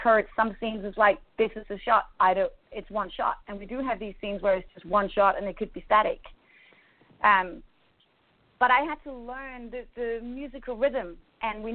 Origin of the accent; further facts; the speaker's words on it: Denmark; I grew up in Denmark. You know, I'm from a completely different culture.